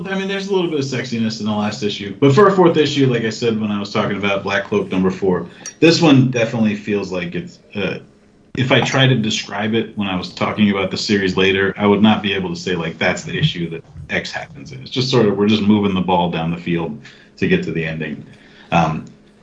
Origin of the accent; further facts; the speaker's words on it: Los Angeles, California, United States; my hometown of Los Angeles